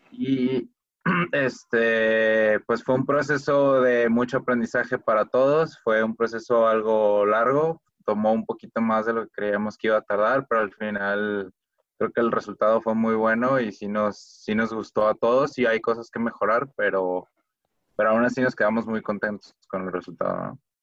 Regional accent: Guadalajara, Jalisco, Mexico; todos somos de Guadalajara

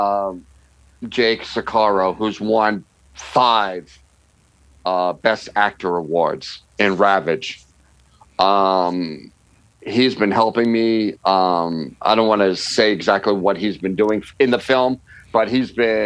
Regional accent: New York, United States; now in Los Angeles, United States; I'm a New Yorker

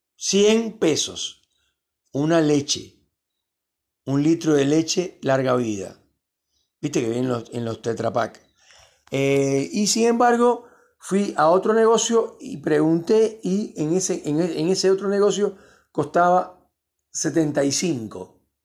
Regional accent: Cuba; also born or lived in Miami; now in Argentina; yo soy de origen cubano

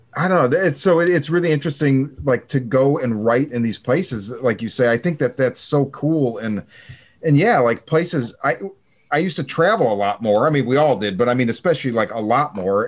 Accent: Chicago, Illinois, United States; moved away; I'm originally from Chicago.

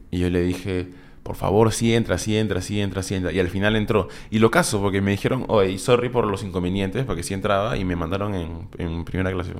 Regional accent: Peru; una banda de Perú, que éramos nosotros

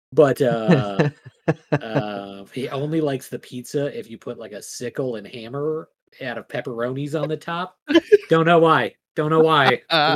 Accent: Midwest, United States; Well, I'm from the Midwest.

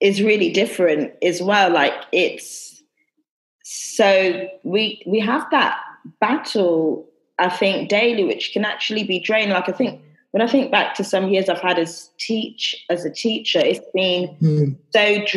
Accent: London, United Kingdom; moved away as an adult; I'm from London

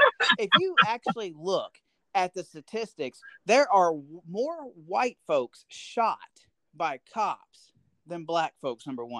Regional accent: United States; I am very American, and I approve

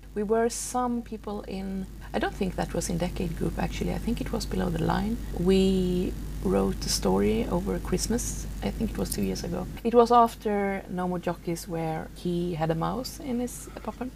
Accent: southern Sweden, Sweden; moved away as an adult; now in Stockholm, Sweden; I was raised out in the in the wilderness, you can say, uh, in the south of Sweden

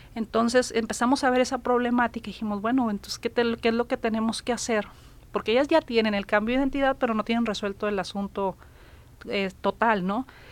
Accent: Sinaloa, Mexico; now in Nuevo León, Mexico; yo no estaba aquí en Nuevo León, creo que iba llegando, yo soy de Sinaloa

